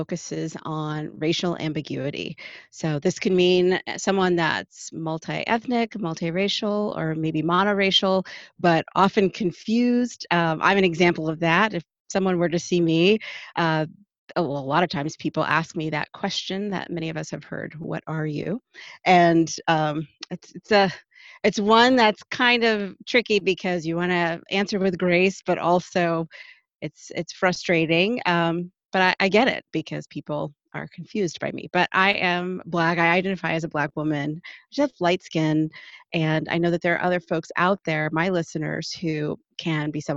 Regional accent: Anchorage, Alaska, United States; moved away as an adult; now in Northern Virginia, United States; I am originally from Anchorage, Alaska.

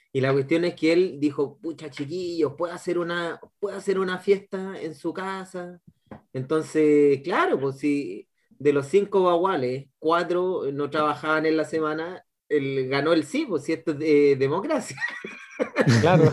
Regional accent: Santiago, Santiago Metropolitan Region, Chile; moved away as an adult; now in Valparaíso, Chile; yo vengo de Santiago y vine a estudiar acá a, región, para pues, Valparaíso

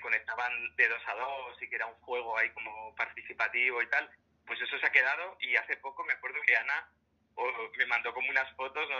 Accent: Madrid, Community of Madrid, Spain; yo nací en Argüelles, en Madrid, y me acuerdo cuando era pequeñito que, que, al lado de mi casa estaba la biblioteca

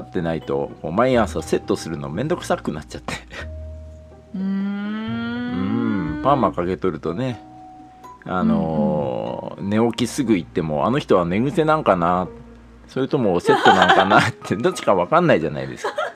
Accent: Toyama, Japan; accent: Toyama-ben; 富山弁出てくんやんちゃ

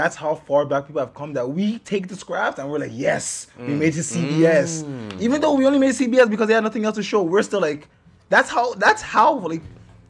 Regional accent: Toronto, Ontario, Canada; we're from Toronto

